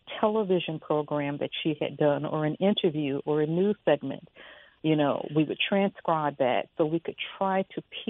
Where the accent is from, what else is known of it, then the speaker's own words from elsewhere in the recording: Chicago, Illinois, United States; I am from Chicago